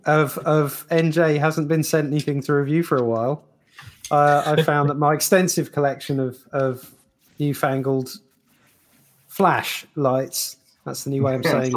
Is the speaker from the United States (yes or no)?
no; United Kingdom; we're British